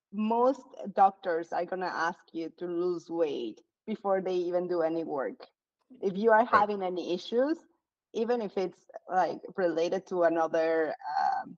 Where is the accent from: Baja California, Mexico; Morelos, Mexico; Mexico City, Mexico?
Morelos, Mexico; moved away; I am from Morelos